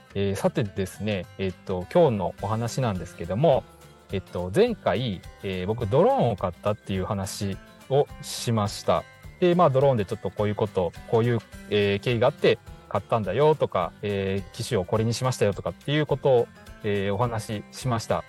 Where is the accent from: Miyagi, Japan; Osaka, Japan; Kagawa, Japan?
Kagawa, Japan; Higashikagawa; 地元香川県東香川市を深く愛する男